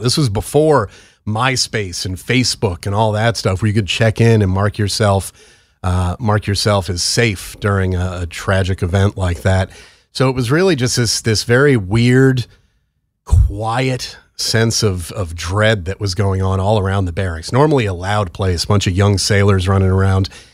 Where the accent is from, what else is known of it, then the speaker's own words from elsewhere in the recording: New York City metropolitan area, United States; also born or lived in Long Island; now in Maryland, United States; I'm from the New York City metropolitan area. We lived on Long Island before we moved down to Maryland